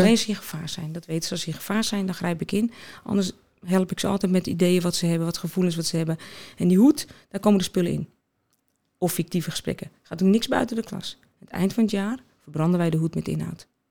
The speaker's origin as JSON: {"language": "Dutch", "town": "Alkmaar", "region": "North Holland", "country": "Netherlands", "said": "ik kom uit Alkmaar."}